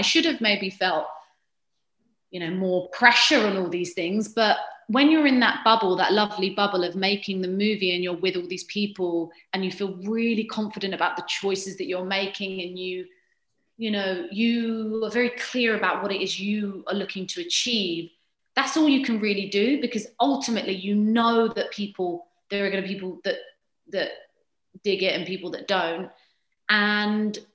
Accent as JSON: {"language": "English", "country": "United Kingdom", "said": "I'm British"}